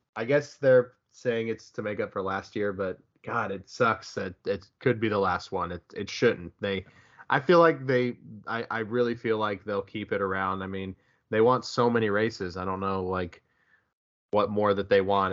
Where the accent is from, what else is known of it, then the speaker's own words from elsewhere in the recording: United States; I'm also American